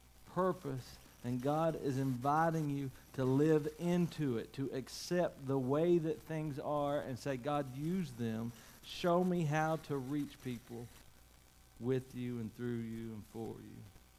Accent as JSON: {"language": "English", "country": "United States", "tie": "born or raised there", "said": "You know, I grew up in Macaufa County."}